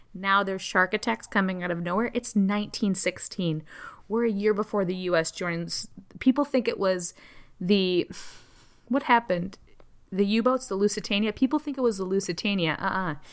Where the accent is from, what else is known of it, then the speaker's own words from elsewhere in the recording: Chicago, Illinois, United States; I grew up in Chicago.